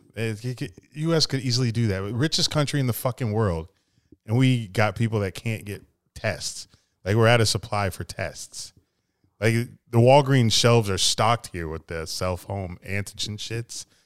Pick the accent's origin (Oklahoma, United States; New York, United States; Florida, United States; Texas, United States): Florida, United States; we're from Florida